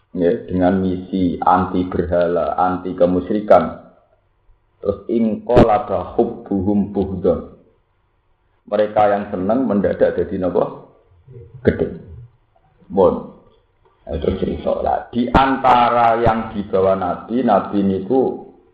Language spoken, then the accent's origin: Indonesian; Java, Indonesia; Wong Jawa